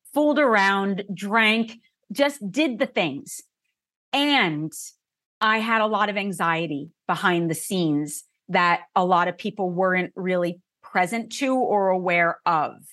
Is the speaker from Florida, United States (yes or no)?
no; New Jersey, United States; I grew up in New Jersey in a family that was half Catholic, half Jewish